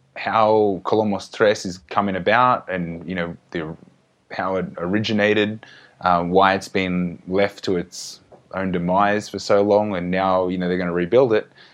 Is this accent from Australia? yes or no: yes; Australia; growing up in Australia